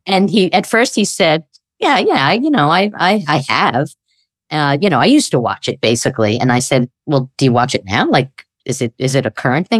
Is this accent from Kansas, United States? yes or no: no; New York, United States; growing up in New York, where I grew up.